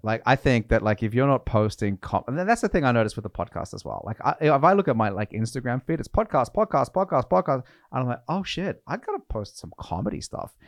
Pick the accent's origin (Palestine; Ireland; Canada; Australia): Australia; now in Norway; I'm from Australia